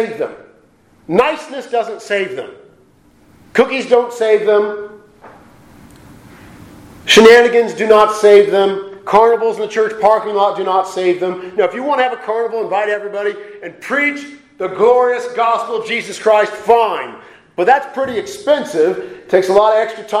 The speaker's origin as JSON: {"language": "English", "town": "Portland", "country": "United States", "said": "I'm from Portland"}